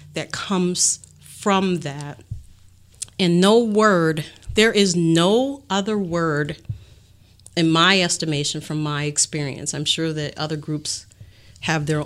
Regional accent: Bayside, Wisconsin, United States; I grew up in Bayside, which is a predominantly white neighborhood, affluent

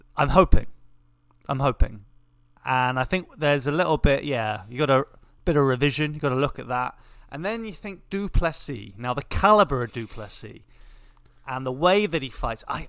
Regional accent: England, United Kingdom; We are English

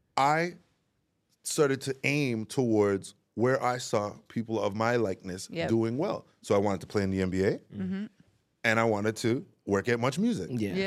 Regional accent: Toronto, Ontario, Canada; also born or lived in Baltimore; I'm from Jane and Weston Road. So I grew up in Toronto community housing.

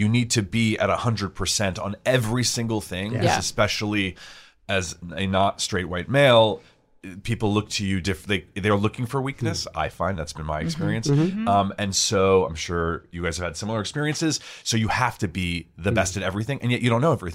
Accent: New York City, New York, United States; I grew up on the Upper East Side in New York City.

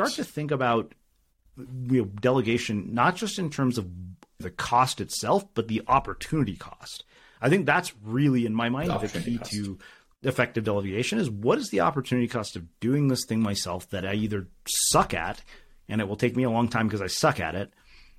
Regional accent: India; I was like, of course I got straight A's in high school. I'm Indian.

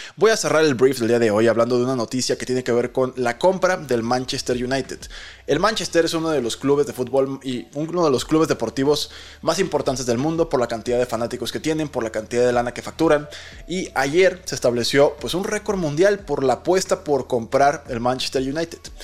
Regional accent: Mexico

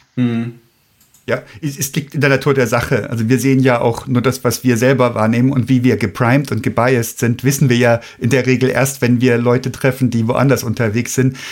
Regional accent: Germany; wir Deutschen hier

